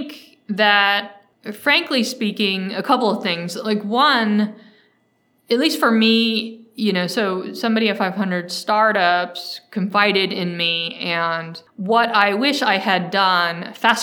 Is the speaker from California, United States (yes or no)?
yes; Mountain View, California, United States; also born or lived in San Francisco; So I grew up here in the Silicon Valley in the 90s. I grew up in Mountain View